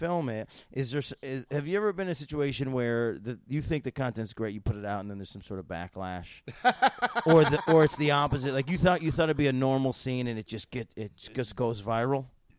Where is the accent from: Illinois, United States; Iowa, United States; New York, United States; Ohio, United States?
New York, United States; Syracuse; I'm from Syracuse.